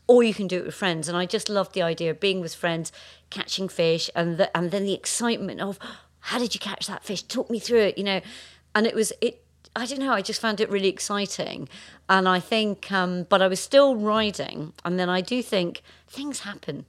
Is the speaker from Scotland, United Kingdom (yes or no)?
yes; Scotland, United Kingdom; growing up in Scotland